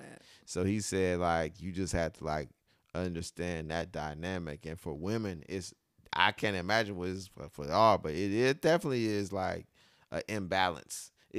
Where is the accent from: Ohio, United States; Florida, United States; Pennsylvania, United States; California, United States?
Ohio, United States; I'm from Ohio